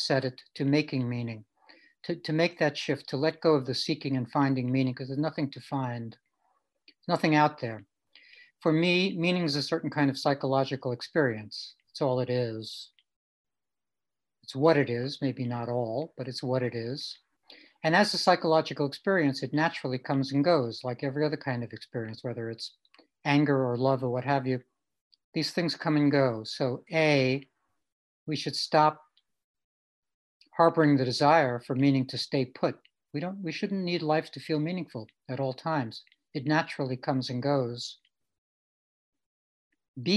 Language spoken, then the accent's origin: English; New York City, New York, United States; when I was growing up in Brooklyn. Grew up with my mom, just the two of us.